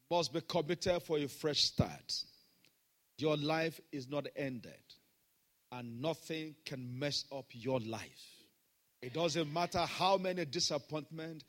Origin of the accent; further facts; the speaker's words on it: Nigeria